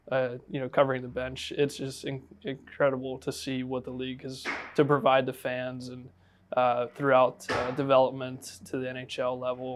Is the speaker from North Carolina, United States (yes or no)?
no; Jacksonville, Florida, United States; represent my hometown